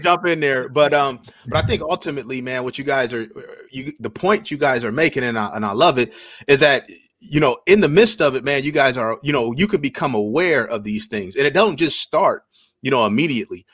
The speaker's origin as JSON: {"language": "English", "region": "Iowa", "country": "United States", "tie": "born or raised there", "said": "born and raised in Iowa"}